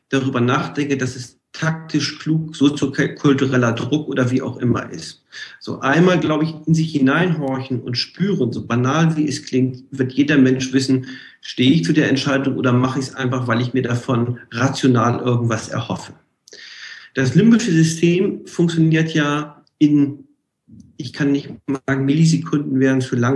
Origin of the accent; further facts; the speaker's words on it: Hamburg, Germany; ich komme ja aus Hamburg, hanseatischer Kaufmann.